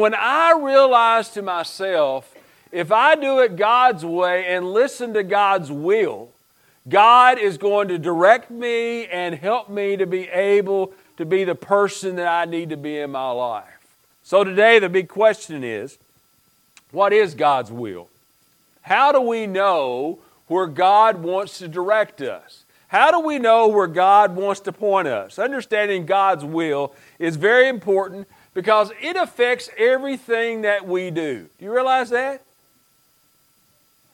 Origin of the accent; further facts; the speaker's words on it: Stone, Kentucky, United States; moved away; growing up in Pike County, y'all know you have a Eastern Kentucky preacher